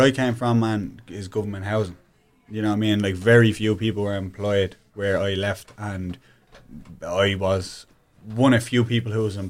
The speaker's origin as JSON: {"language": "English", "country": "Ireland", "moved": "yes", "lives_now": "United States", "said": "we're Irish guys."}